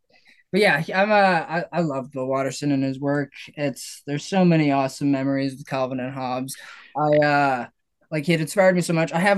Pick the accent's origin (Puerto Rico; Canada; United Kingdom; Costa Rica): Canada; I'm Canadian.